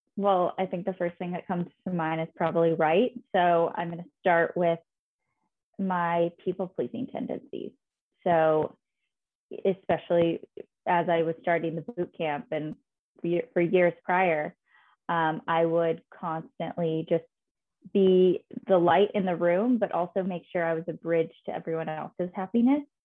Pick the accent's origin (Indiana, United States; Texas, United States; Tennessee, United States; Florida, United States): Indiana, United States; Fishers; moved away as an adult; also born or lived in Chicago; now in New York, United States; my childhood bedroom in Fishers, Indiana, where I am originally from